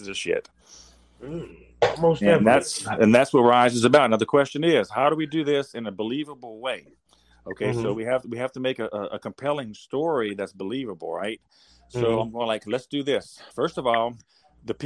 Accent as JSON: {"language": "English", "town": "Baton Rouge", "region": "Louisiana", "country": "United States", "said": "I'm from South Louisiana, United States, of course, and around Baton Rouge"}